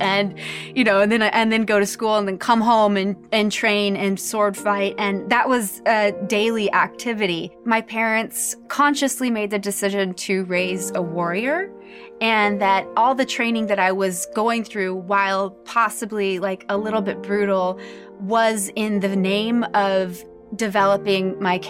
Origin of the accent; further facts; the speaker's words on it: Tokyo, Japan; born there; this is my story. I was born in Japan, in Tokyo, Japan